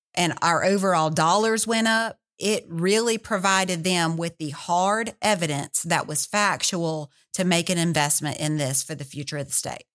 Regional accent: Louisiana, United States; I was born and raised in Louisiana

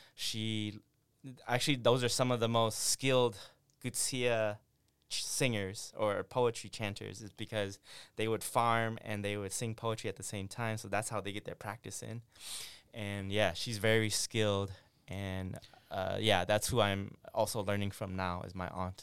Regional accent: Syracuse, New York, United States; also born or lived in Nong Khai refugee camp, Thailand; I grew up on the East Coast in Syracuse

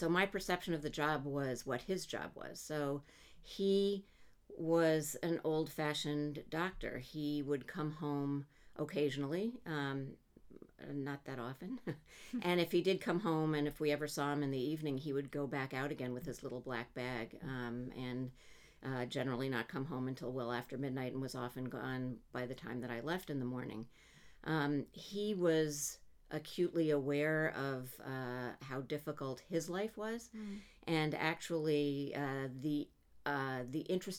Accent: Montreal, Quebec, Canada; now in United States; My parents, I'm Canadian, my parents moved with us from Montreal to New York.

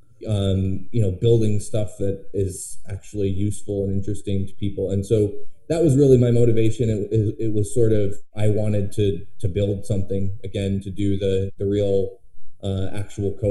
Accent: Vermont, United States; moved away as an adult; I grew up in Vermont. My whole family's here. And in 2014, we decided to move back

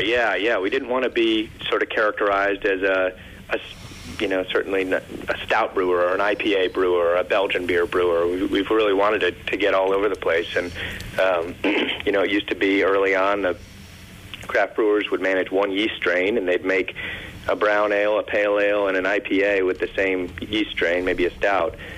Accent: Connecticut, United States; moved away as an adult; now in Richmond, United States; I was born and raised in Connecticut

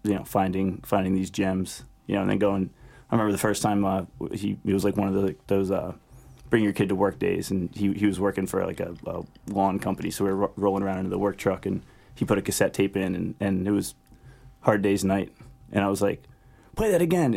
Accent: Wilmington, Delaware, United States; I was right down 95 in Wilmington

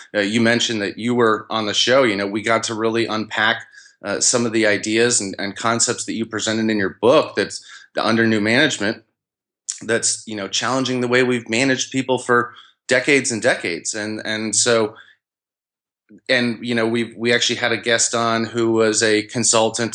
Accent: Albany, New York, United States; I grew up in the Albany, New York area

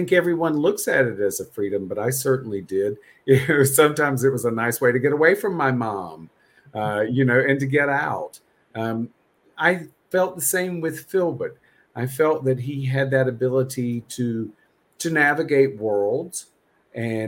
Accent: North Carolina, United States; I grew up in North Carolina.

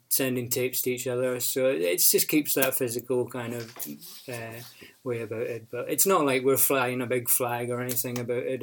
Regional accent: Orkney, Scotland, United Kingdom; moved away; also born or lived in Glasgow; I'm from Orkney in Scotland, and I spent a bit of time in Glasgow

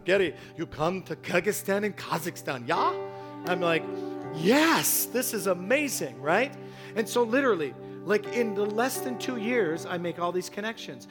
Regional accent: Toronto, Ontario, Canada; I'm from Toronto

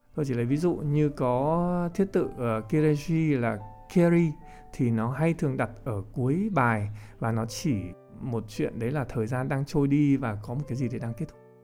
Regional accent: Vietnam; chúng mình là người Việt Nam

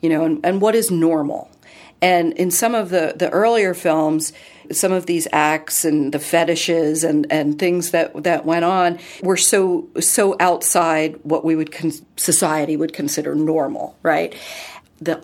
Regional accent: East Coast, United States; growing up on the East Coast

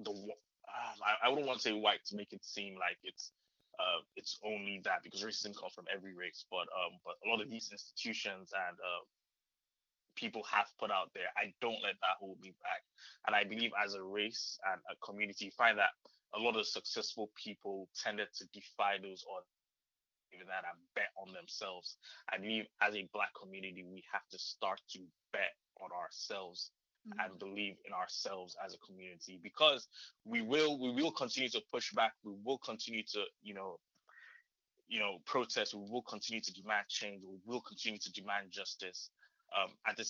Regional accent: Nigeria; moved away; I grew up in Nigeria, so everybody in and around me was Black

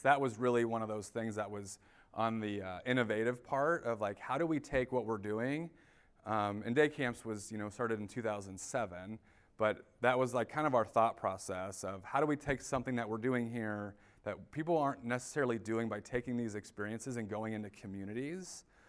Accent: Indianapolis, Indiana, United States; now in Grand Rapids, United States; I live in Grand Rapids. I'm originally from Indianapolis, Indiana.

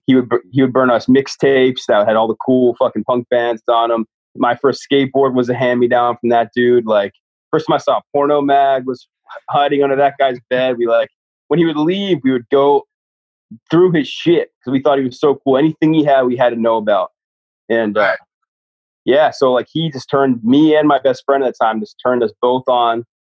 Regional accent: Flagler Beach, Florida, United States; now in Jacksonville, United States; I'm from like a small beach town called Flagler Beach

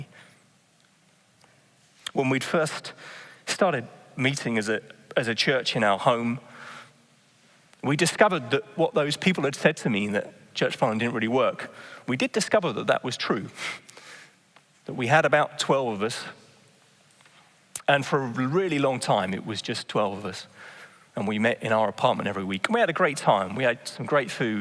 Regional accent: England, United Kingdom; moved away as an adult; now in Netherlands; I'm just England

